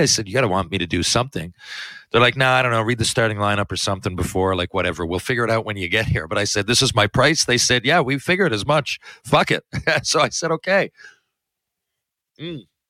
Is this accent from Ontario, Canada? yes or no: no; Newfoundland and Labrador, Canada; I love where I come from. I love where I live. I love Canada and more specifically Newfoundland.